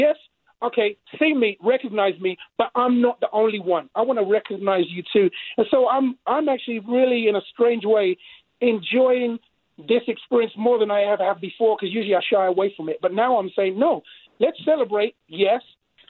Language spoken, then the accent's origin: English; England, United Kingdom; now in United States; when I came from England, all right, the white Brits are different from the American Brits.